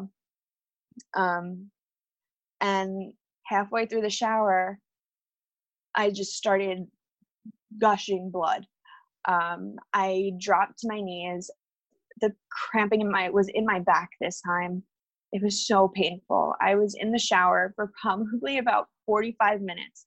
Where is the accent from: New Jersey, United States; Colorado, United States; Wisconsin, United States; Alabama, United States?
New Jersey, United States; we're from New Jersey